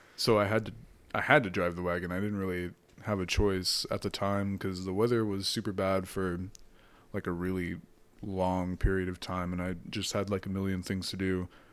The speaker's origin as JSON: {"language": "English", "region": "Washington", "country": "United States", "tie": "born or raised there", "also_born_or_lived": "Palmdale, California", "said": "growing up in Washington State"}